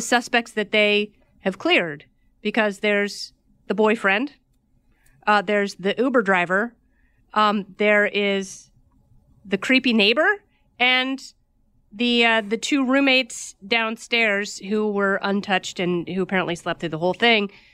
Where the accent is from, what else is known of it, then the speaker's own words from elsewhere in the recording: Oregon, United States; I grew up in Oregon